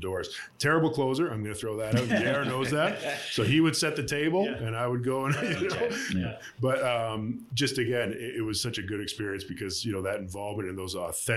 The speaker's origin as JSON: {"language": "English", "town": "Kitchener", "region": "Ontario", "country": "Canada", "tie": "born or raised there", "said": "I grew up in Kitchener-Waterloo"}